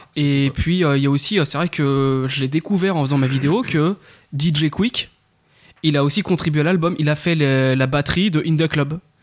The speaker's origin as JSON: {"language": "French", "country": "France", "said": "en tant que français"}